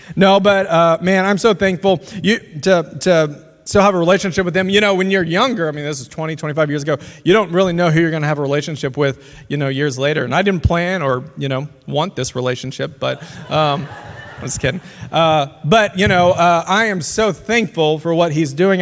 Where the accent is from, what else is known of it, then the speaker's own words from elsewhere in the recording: Louisiana, United States; now in Lawrence, United States; I grew up in Louisiana